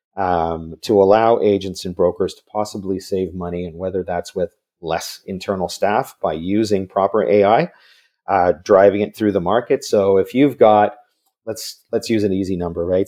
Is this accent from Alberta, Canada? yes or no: no; Vancouver, British Columbia, Canada; I, I grew up in Vancouver, so I'm another Canadian